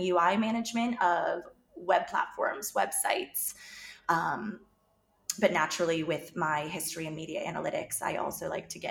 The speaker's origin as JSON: {"language": "English", "country": "United States", "also_born_or_lived": "North Carolina / Dublin, Ireland", "moved": "as an adult", "lives_now": "Galway, Ireland", "said": "I am American"}